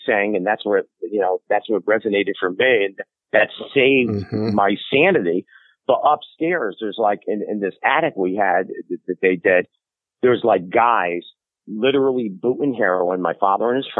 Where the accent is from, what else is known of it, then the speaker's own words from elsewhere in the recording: New Haven, Connecticut, United States; I grew up in New Haven, Connecticut